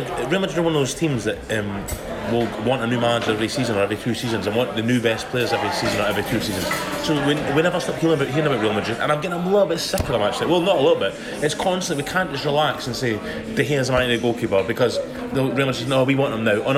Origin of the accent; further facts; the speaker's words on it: United Kingdom; as a British person